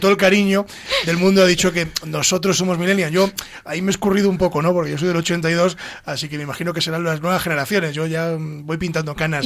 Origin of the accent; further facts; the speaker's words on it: Ávila, Castile and León, Spain; soy de Ávila